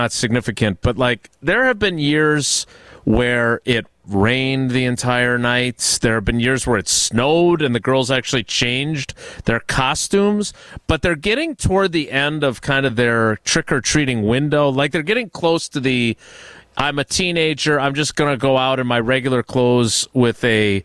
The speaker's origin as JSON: {"language": "English", "town": "Milwaukee", "region": "Wisconsin", "country": "United States", "tie": "born or raised there", "moved": "as an adult", "lives_now": "Green Bay, United States", "said": "Me growing up in the Milwaukee area"}